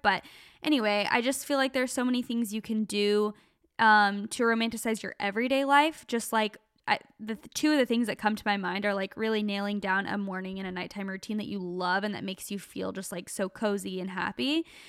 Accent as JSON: {"language": "English", "town": "Gilbert", "region": "Arizona", "country": "United States", "tie": "born or raised there", "moved": "as an adult", "lives_now": "California, United States", "said": "we grew up in Gilbert, Arizona, so, like, just outside of Phoenix"}